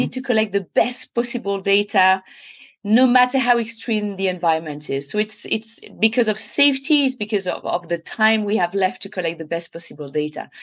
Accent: France; I was literally born in it, and I remember spending my entire childhood just hiking, climbing, mountaineering

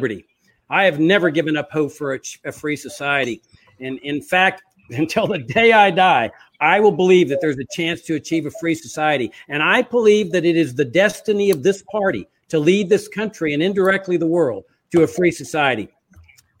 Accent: Laredo, Texas, United States; I grew up on a farm on the Rio Grande in the South Texas, near Laredo, Texas

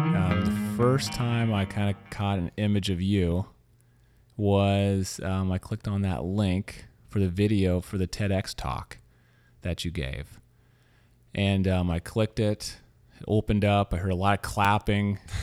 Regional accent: Louisiana, United States; also born or lived in Missouri; now in San Francisco, United States; I grew up in Louisiana

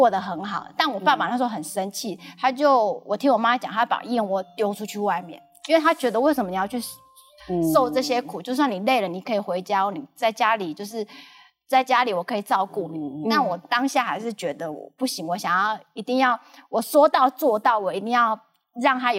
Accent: Lukang, Changhua County, Taiwan; accent: Taiwanese Mandarin; now in Taipei, Taiwan; 直到有一次我刚好回鹿港，

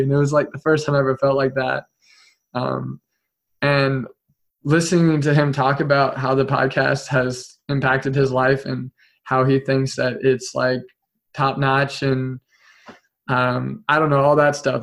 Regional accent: Topeka, Kansas, United States; I came back to my hometown in Topeka

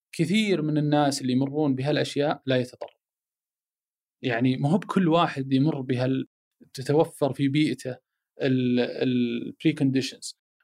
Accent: Saudi Arabia; انا سعودي عربي مسلم هلالي نصراوي

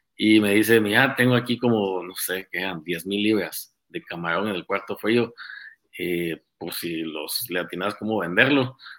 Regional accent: Guatemala City, Guatemala Department, Guatemala; nací en Guate, aquí en, la ciudad de Guate. Eh, pasé mi, toda mi juventud, mi niñez, Colegio Americano de Guatemala

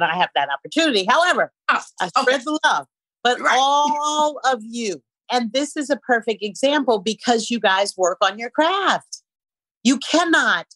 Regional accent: San Francisco, California, United States; moved away; I'm from San Francisco

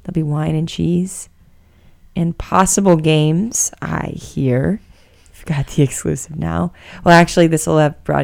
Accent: Buffalo, New York, United States; accent: Buffalo; now in San Francisco, United States; my Buffalo accent

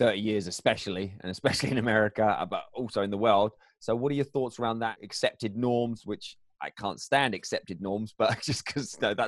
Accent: England, United Kingdom; as English people, we like to miss out letters

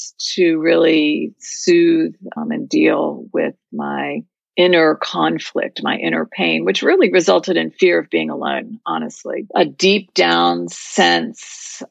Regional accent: Virginia, United States; I grew up in Virginia in a very close-knit Jewish community

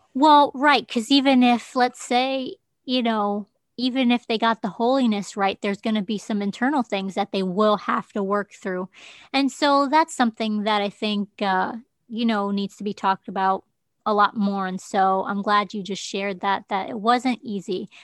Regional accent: United States; I'm the American you

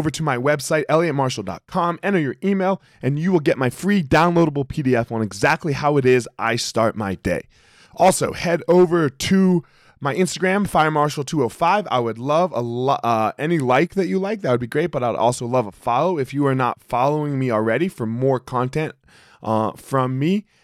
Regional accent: Superior, Colorado, United States; somebody asks us where we're from, we say Boulder because everybody knows Boulder, right. right? And we're not from Boulder, from this little town called Superior, right outside of Boulder.

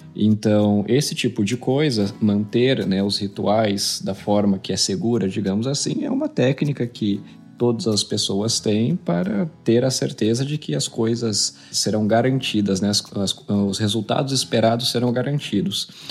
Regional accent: Palmital, São Paulo, Brazil; eu nasci né, em São Paulo, capital, e em 2000 eu me mudei para uma cidade pequena do interior do estado de São Paulo

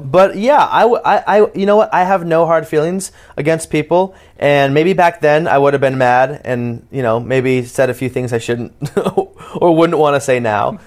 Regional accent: Portland, Oregon, United States; also born or lived in Palm Springs; I was born and raised in Portland, Oregon, um, but I did move a lot back and forth from Palm Springs in Oregon. But my, my main place of growing up and really finding myself was, was Portland, Oregon.

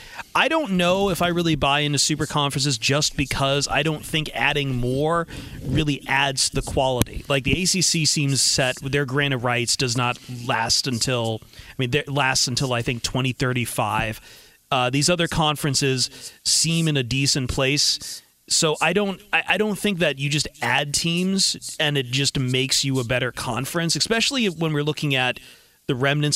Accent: Toledo, Ohio, United States; Well, I grew up in Toledo, right on the border of the biggest Big Ten rivalry out there of Ohio State, Michigan.

